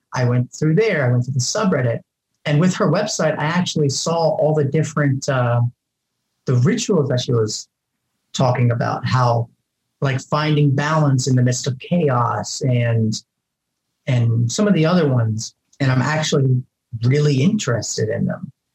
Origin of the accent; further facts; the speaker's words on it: Ohio, United States; moved away as an adult; I'm originally from Ohio.